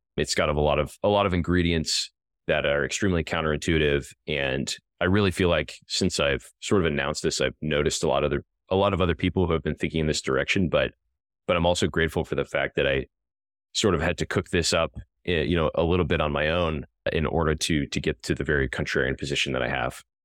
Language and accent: English; a farm in the middle of Illinois, United States; born or raised there